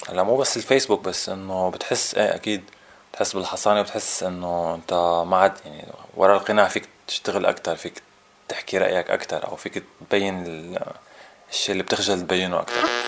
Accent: Syria; عندنا بسوريا

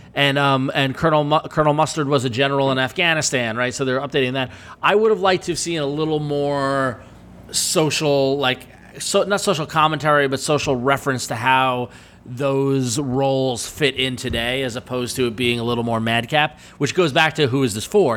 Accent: Northport, New York, United States; I am from Northport, not East Northport

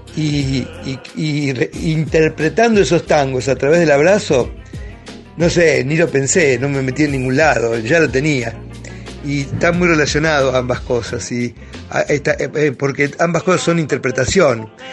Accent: Temperley, Buenos Aires Province, Argentina; also born or lived in Avellaneda; yo nací en Avellaneda, me crié en Temperley

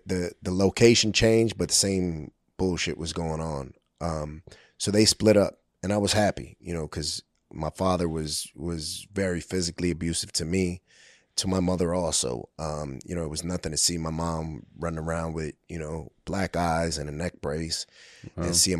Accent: Brooklyn, New York, United States; So, I was born in 1980 in Brooklyn, New York, the Williamsburg area, the South Side, which at that time was Kensington before Kensington. It was an open air drug market.

